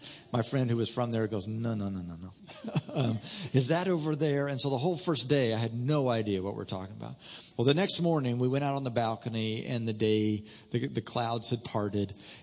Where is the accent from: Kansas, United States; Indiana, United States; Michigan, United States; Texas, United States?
Indiana, United States; moved away as an adult; also born or lived in Oklahoma; I was raised in Indiana, came to school out at ORU and lived in Oklahoma